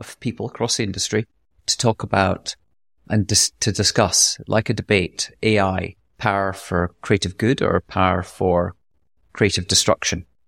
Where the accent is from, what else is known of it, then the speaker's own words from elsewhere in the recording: Scotland, United Kingdom; accent: light Scottish; my light Scottish accent